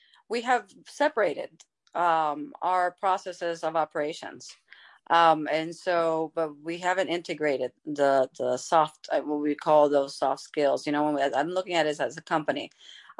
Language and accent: English; United States; as American